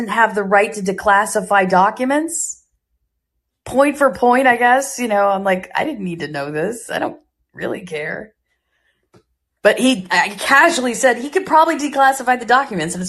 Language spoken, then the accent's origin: English; United States; I'm an American